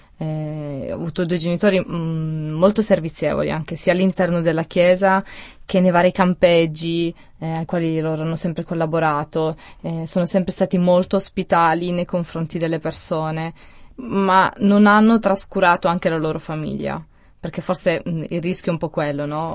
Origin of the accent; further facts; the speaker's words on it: Italy; born or raised there; also born or lived in Switzerland